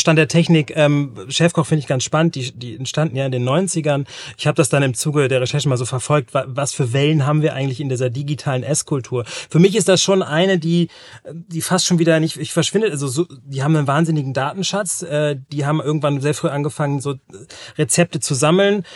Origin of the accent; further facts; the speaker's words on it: North Sea coast, Germany; moved away; in einem Dörfchen, da wo ich groß geworden bin, an der Nordseeküste